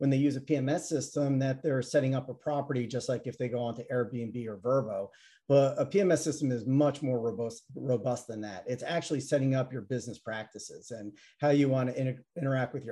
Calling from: Atlanta, Georgia, United States; Uh, Atlanta, Georgia.

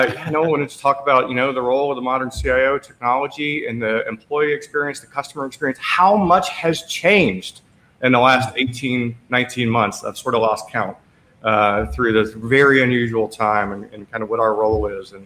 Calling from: Portland, Maine, United States; I'm calling in from just outside of Portland, Maine

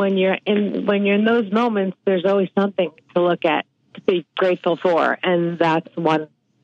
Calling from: Mill Valley, California, United States; I'm calling from Mill Valley, California.

